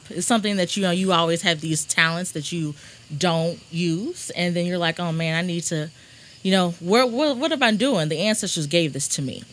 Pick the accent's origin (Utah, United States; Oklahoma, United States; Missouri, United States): Missouri, United States; Rolla; moved away as an adult; now in St. Louis, United States; I'm from Rolla, small little town, about two hours from here